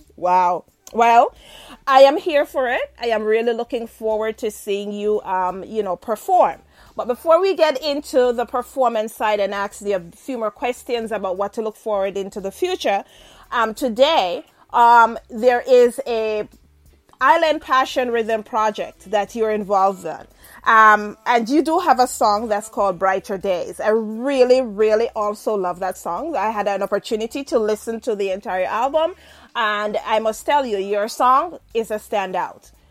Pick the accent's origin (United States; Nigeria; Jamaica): Jamaica; I'm Jamaican.